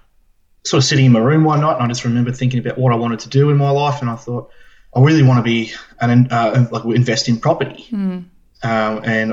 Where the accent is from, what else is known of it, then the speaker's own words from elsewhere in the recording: Bendigo, Victoria, Australia; I'm 24. I'm from Bendigo in Victoria.